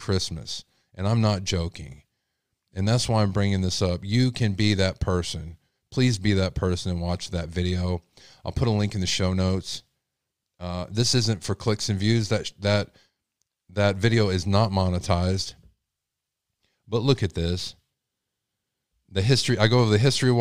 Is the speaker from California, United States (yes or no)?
no; Texas, United States; I'm from Texas.